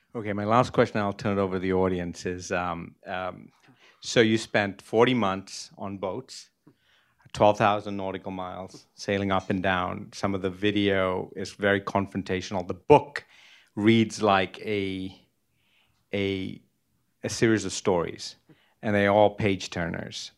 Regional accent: Sri Lanka; moved away; I was born in Sri Lanka, I literally grew up on the sea

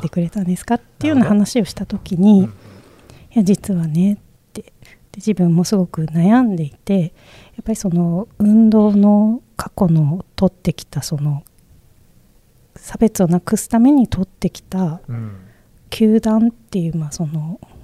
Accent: Okayama, Japan; moved away; also born or lived in Nagoya; 生まれが岡山県で岡山、ねあの結構やっぱり自分の生まれ育った地域

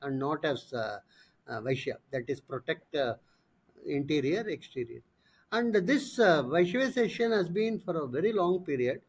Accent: India; I am new, I am from India

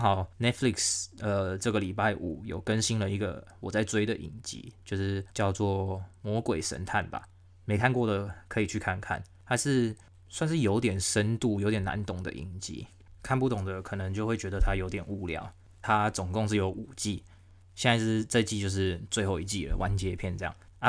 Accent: Taiwan; now in Melbourne, Australia; 我们台湾人

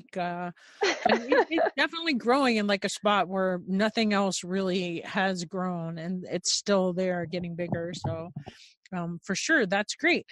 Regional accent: Long Island, New York, United States; I am from Long Island originally

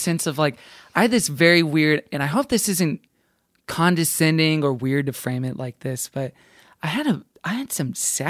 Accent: Texas, United States; growing up in Texas

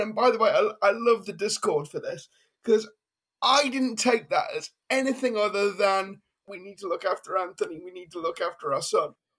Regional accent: United Kingdom; as a Brit

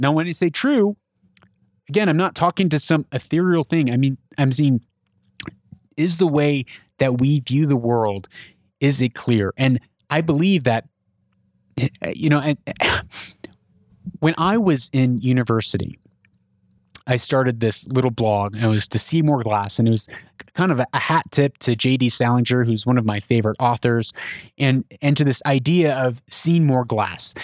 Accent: United States; I'm an American.

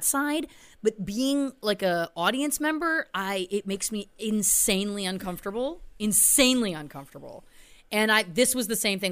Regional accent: Belleville, Ontario, Canada; my hometown, Belleville, Ontario, Canada

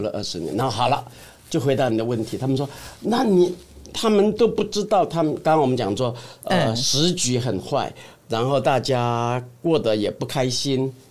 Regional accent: Xingang, Chiayi County, Taiwan; moved away; 我的故乡新港嘉义

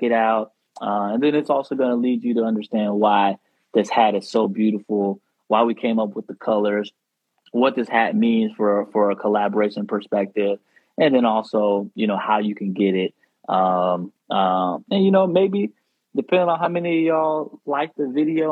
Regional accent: the South, United States; I'm from the South

